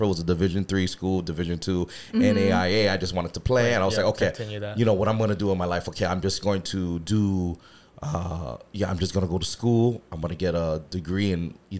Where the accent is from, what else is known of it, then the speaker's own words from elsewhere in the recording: Hawaii, United States; also born or lived in Santa Monica; So born in Hawaii. I lived in Santa Monica when I was a kid for a little while. Went back home.